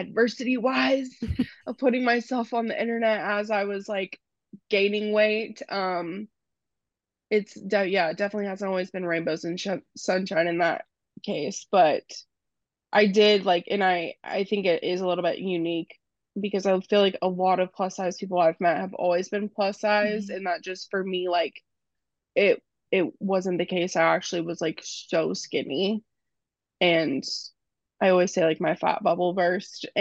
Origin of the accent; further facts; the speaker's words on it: Texas, United States; I'm from Texas